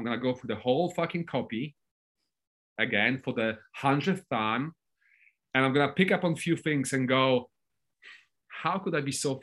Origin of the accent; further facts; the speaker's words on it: Poland; I'm not English, I'm Polish